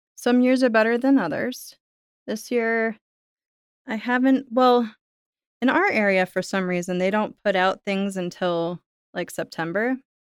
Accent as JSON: {"language": "English", "region": "Florida", "country": "United States", "tie": "born or raised there", "said": "us growing up in Florida"}